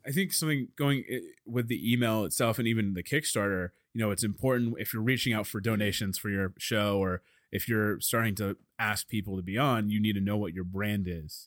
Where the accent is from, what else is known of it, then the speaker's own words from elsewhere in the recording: Dallas, Texas, United States; I'm from Dallas